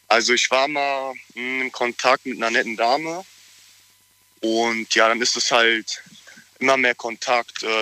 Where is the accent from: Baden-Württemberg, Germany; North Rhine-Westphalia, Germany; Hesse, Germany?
Hesse, Germany; Frankfurt; ich komme aus Frankfurt.